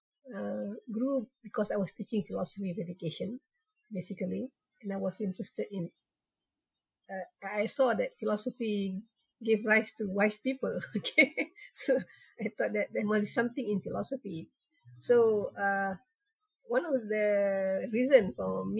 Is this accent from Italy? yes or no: no; Malaysia; I'm a Malaysian in the mid-60s